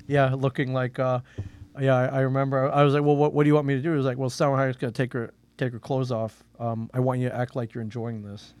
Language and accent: English; Euclid, Ohio, United States; moved away; also born or lived in New Jersey; I was born in Euclid, Ohio, which is a suburb of Cleveland